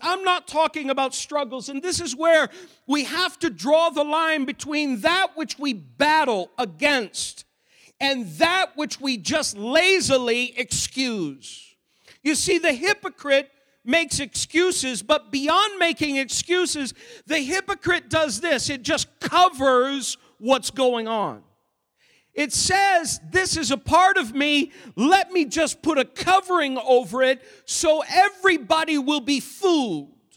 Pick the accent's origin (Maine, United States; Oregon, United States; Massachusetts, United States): Maine, United States; I grew up in Maine